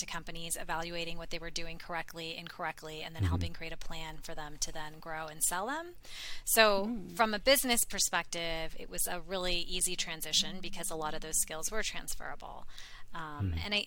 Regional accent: India; I'm from India

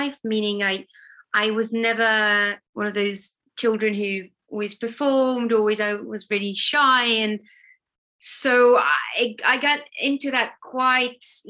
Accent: near Tel Aviv, Tel Aviv District, Israel; moved away as an adult; also born or lived in Battersea, London; now in London, United Kingdom; I'm originally from Tel Aviv, or from a town next to Tel Aviv in Israel. That's where I grew up.

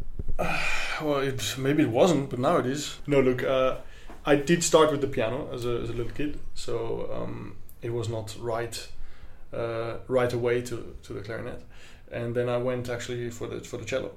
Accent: Vienna, Austria; from Austria, from Vienna, and I'm a clarinet player

